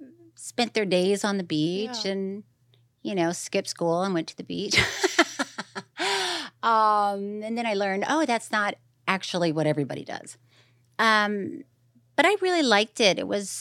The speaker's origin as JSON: {"language": "English", "region": "Florida", "country": "United States", "tie": "born or raised there", "lives_now": "Los Angeles, United States", "said": "So, as you know, growing up in Florida, I just thought, once again, that's how everybody, I thought everybody just walked around sweaty."}